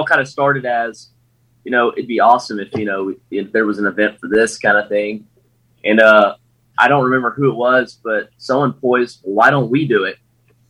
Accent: North Carolina, United States; moved away as an adult; now in Quantico, United States; Oh, yeah. So … originally from North Carolina, currently stationed up here at Marine Corps Base Quantico.

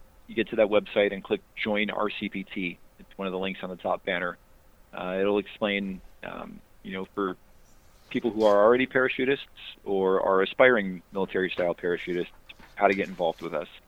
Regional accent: Cleveland, Ohio, United States; I'm originally from Cleveland, Ohio

